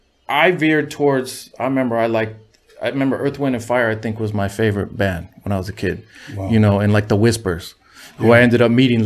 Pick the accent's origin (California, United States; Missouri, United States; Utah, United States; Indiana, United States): California, United States; Huntington Beach; I was raised in Huntington Beach, Orange County.